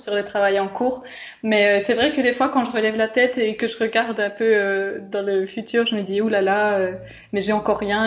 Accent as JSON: {"language": "French", "region": "Bourgogne-Franche-Comté", "country": "France", "moved": "as an adult", "lives_now": "Florence, Italy", "said": "je viens de Franche-Comté et du coup c'est une région très rurale en France"}